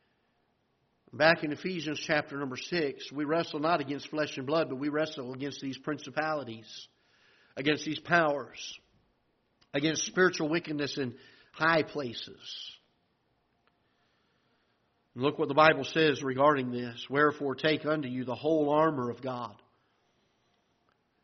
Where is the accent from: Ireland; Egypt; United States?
United States; South Florida; now in Festus, United States; I'm from South Florida